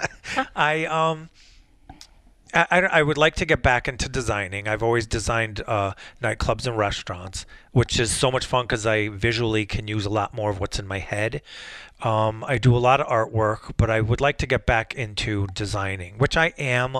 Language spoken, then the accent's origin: English; Wolcott, Connecticut, United States; also born or lived in New Haven / Bristol; Bristol, where I grew up in Wolcott, and instead of going back to New Haven, I stayed up here